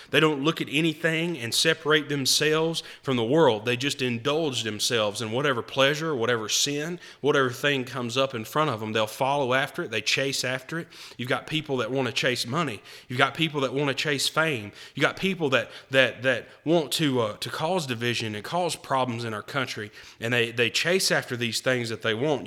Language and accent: English; United States